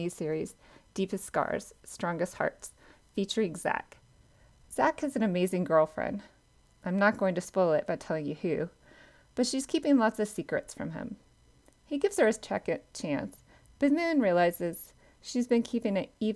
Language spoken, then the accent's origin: English; South Georgia, United States; I grew up in South Georgia in a pecan orchard